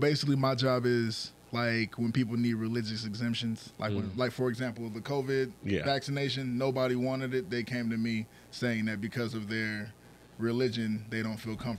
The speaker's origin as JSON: {"language": "English", "town": "Shreveport", "region": "Louisiana", "country": "United States", "tie": "born or raised there", "also_born_or_lived": "California", "moved": "as an adult", "lives_now": "Las Vegas, United States", "said": "I was born in California, but mm-hmm. I grew up in Shreveport, Louisiana."}